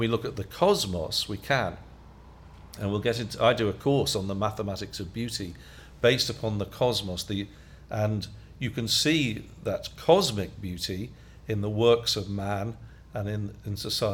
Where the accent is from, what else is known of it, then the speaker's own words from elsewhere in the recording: United Kingdom; I'm British, so I'm from Europe